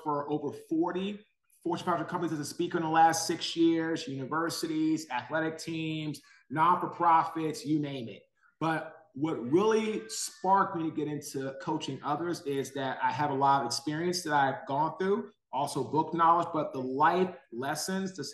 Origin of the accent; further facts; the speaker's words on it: Washington, District of Columbia, United States; now in Raleigh, United States; I'm from Washington, D.C. I live now in Raleigh, North Carolina.